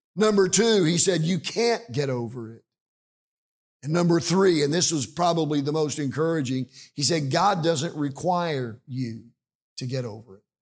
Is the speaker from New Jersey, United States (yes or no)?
no; Liberal, Kansas, United States; we're from Kansas